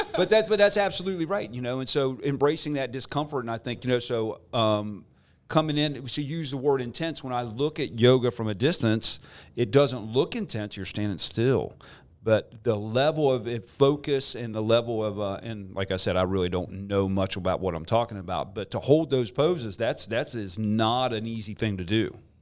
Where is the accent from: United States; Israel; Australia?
United States; Morgantown, West Virginia; growing up in Morgantown like I did